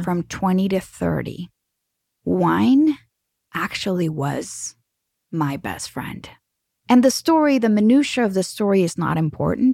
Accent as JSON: {"language": "English", "country": "Mexico", "said": "I am from Mexico"}